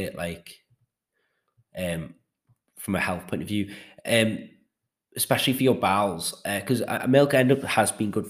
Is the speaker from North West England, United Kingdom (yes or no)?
yes; Liverpool, North West England, United Kingdom; I live in Merseyside because I'm from Liverpool.